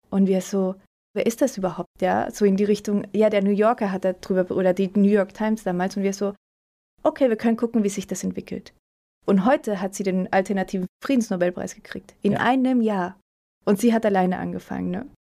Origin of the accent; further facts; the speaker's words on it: Mainz, Rhineland-Palatinate, Germany; Auch meine Heimat.